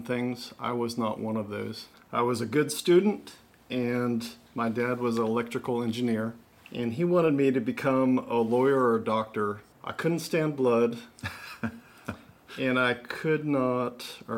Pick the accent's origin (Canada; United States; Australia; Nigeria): United States; Southern California; moved away as an adult; now in North Carolina, United States; I grew up in Southern California